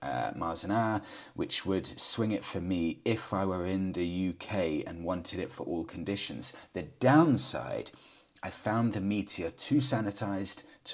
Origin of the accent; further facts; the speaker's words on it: India; Hey, Freddie, I'm from India. And I recently bought the Classic 350 Reborn.